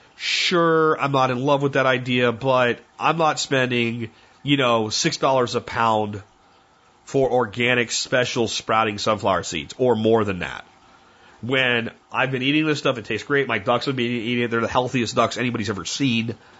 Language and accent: English; Florida, United States; also born or lived in Pennsylvania; now in Texas, United States; I grew up in Florida